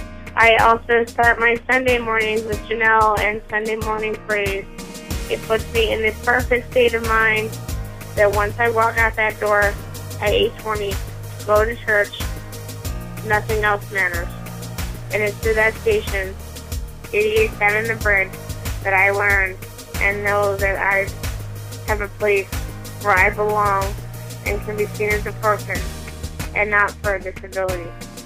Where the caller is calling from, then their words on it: Chester, Pennsylvania, United States; I'm calling from Chester, Pennsylvania.